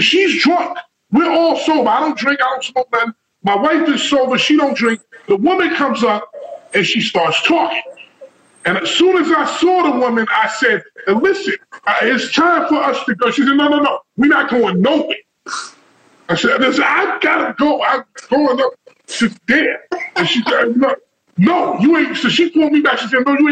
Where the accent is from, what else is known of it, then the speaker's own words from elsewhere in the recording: New York, United States; now in New Jersey, United States; I'm from New York. I'm from Harlem